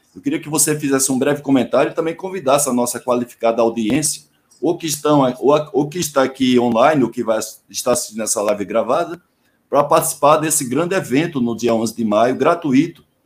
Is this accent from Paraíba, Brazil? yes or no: yes; Paraíba, Brazil; moved away; also born or lived in Salvador, Bahia; Eu sou paraibano, mas morei em Salvador onze anos